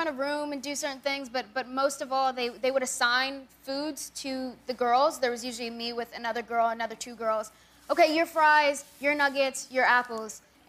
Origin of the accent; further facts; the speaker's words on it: Coachella Valley, California, United States; I'm from the Coachella Valley.